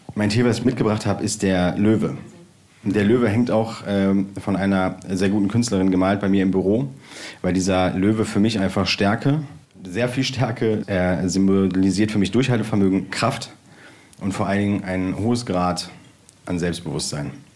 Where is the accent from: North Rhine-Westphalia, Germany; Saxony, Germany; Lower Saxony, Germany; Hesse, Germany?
North Rhine-Westphalia, Germany; Bergisch Gladbach; Ich bin äh, damals groß geworden in äh, Bergisch Gladbach in Schildgen.